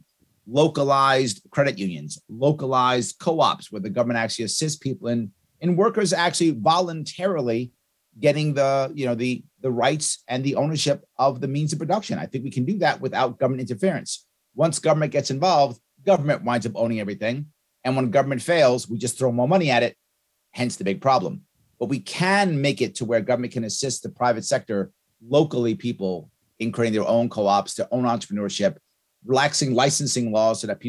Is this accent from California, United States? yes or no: no; New York City, New York, United States; Born and raised in New York City. I now live in Queens